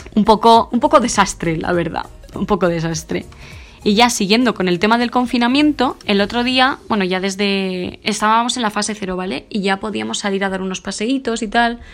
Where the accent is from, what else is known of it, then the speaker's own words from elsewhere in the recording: Huerta de Rey, Castile and León, Spain; moved away as an adult; also born or lived in Madrid; a mi pueblo, Huerta del Rey, que es un pueblecito pequeño de Burgos